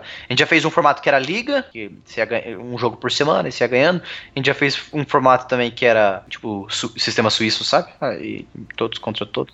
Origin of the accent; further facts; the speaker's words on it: Cascavel, Paraná, Brazil; moved away as an adult; also born or lived in Curitiba, Brazil; now in Belo Horizonte, Brazil; eu nasci em Curitiba, Paraná, né? E aí, quando eu tinha 4 anos de idade, eu me mudei para Cascavel